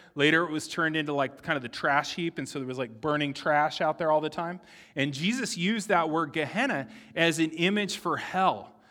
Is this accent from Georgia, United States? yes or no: no; San Diego, California, United States; I grew up in San Diego